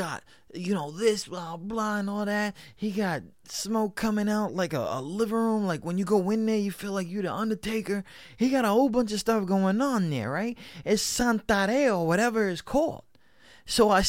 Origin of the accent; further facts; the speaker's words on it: New York, United States; I was raised in New York. I was raised in this state of a union